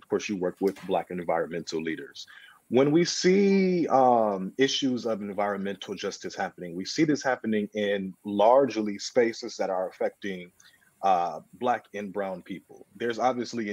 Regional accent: Michigan, United States; I'm from Michigan

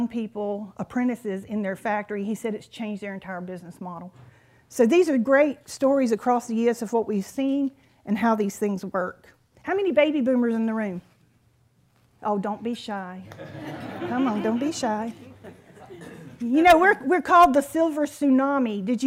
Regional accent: North Carolina, United States; I'm from North Carolina

